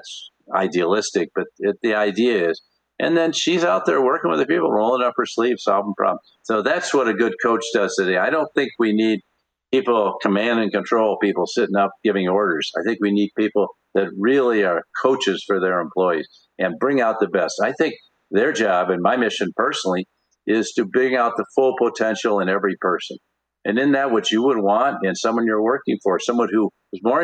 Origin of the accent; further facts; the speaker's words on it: Michigan, United States; I grew up in Michigan